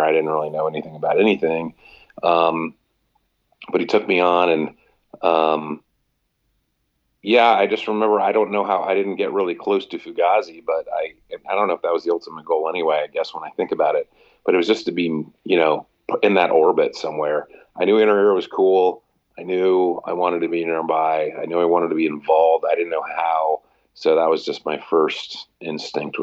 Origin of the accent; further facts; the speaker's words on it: Lexington, Kentucky, United States; moved away as an adult; also born or lived in Ohio; now in Washington, D.C., United States; I'm from Lexington, so I was doing like tons of shifts after I graduated from college there.